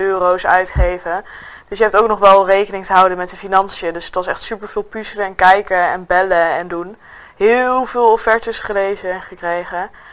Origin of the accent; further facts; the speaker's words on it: Nijmegen, Gelderland, Netherlands; ik kom uit Nijmegen